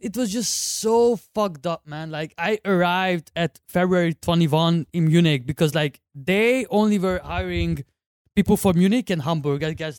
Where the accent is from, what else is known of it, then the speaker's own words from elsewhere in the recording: Hungary; moved away; from Hungary, 28 years old. I've been working in Hungary at Foodpanda for a year.